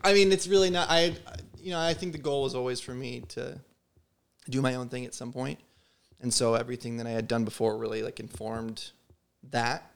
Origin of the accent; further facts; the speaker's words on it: Southern Illinois, United States; I grew up in Southern Illinois